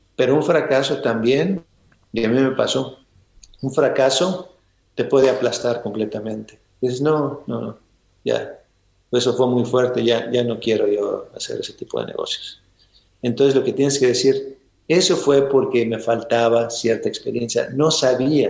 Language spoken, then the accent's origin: Spanish; Ensenada, Baja California, Mexico; now in United States; en Ensenada, que es donde yo nací